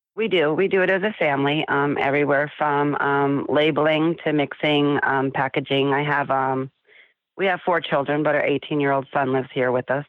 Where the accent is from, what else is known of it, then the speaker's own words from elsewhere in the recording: South Florida, United States; moved away as an adult; We grew up in South Florida on the beach